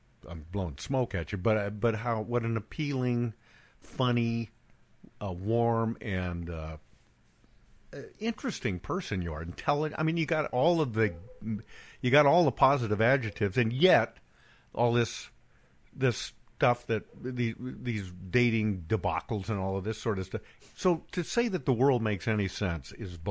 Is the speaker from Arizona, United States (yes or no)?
no; Bend, Oregon, United States; moved away; my hometown, Bend, Oregon, is completely changed